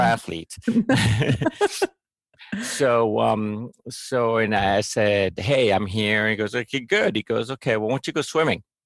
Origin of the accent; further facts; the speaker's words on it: Mexico; I grew up in Mexico